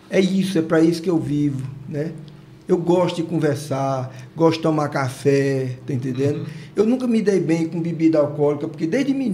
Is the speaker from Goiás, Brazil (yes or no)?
yes; Goiás, Brazil; also born or lived in Tocantins; now in Nova Olinda, Brazil; eu fui criado lá no Goiás.